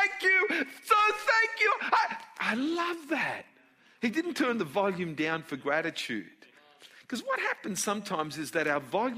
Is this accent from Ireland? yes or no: no; Australia; I was born in Australia